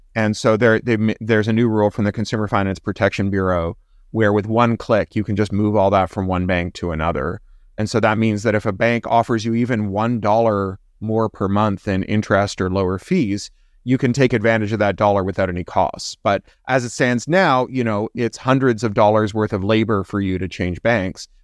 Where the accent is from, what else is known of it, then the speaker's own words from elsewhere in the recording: Canada; I'm also Canadian.